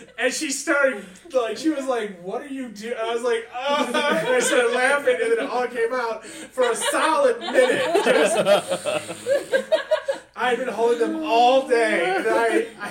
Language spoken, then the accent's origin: English; Michigan, United States; Michigan, from baby! Michigan.